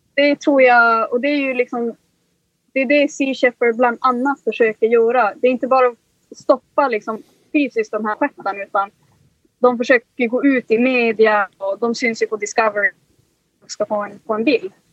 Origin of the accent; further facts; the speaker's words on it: Kiruna, Norrbotten County, Sweden; moved away; vi kommer ju liksom från, från Norrland vars vi är lite mer van vid att man, liksom, man jagar och man fiskar